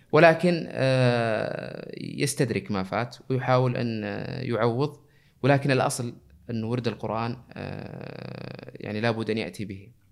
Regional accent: Jeddah, Makkah Province, Saudi Arabia; moved away as an adult; now in Eastern Province, Saudi Arabia; نشأت في مدينة جدة ودرست فيها مراحل التعليم العام

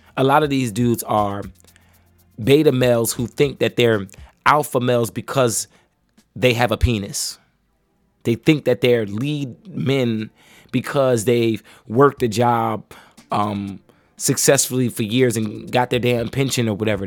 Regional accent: United States; As American men

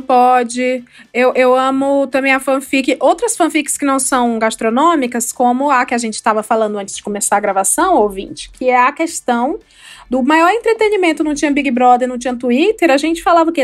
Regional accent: Ceará, Brazil; eu sou do Ceará, eu vivia na praia

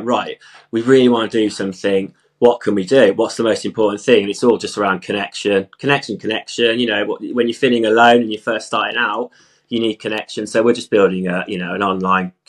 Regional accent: Stratford-upon-Avon, West Midlands, United Kingdom; moved away as an adult; also born or lived in London; now in Wales, United Kingdom; I'm originally from Stratford-upon-Avon, Shakespeare world. I grew up there

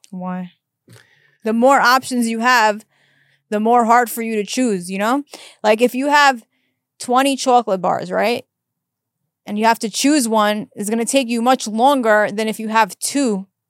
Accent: New York, United States; moved away; I'm from New York.

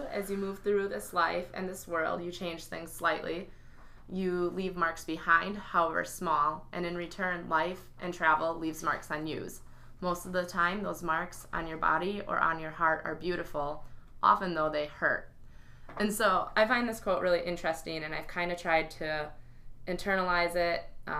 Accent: United States; because I'm American Muslim, what am I going to do about this?

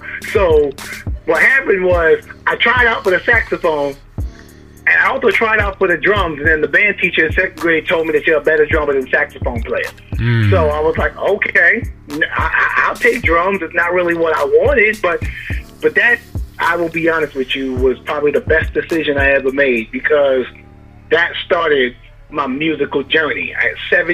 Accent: Amityville, New York, United States; I am from Amityville, Long Island, New York

